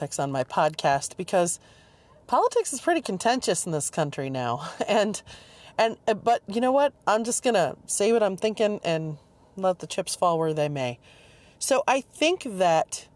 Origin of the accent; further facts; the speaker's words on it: Michigan, United States; also born or lived in Seattle, Washington / rural Virginia; now in Virginia, United States; I grew up in Michigan and then moved to Seattle and then moved to rural Virginia